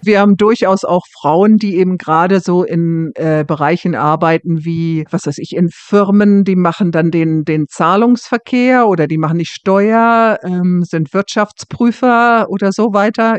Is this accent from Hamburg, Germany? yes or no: yes; Hamburg, Germany; moved away as an adult; now in Scotland, United Kingdom; Ich komme ja aus Hamburg